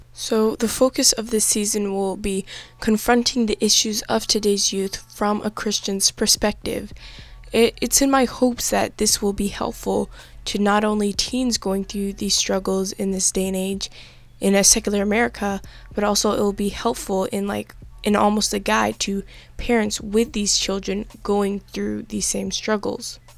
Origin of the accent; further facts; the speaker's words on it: Los Angeles, California, United States; I was born and raised in Los Angeles, California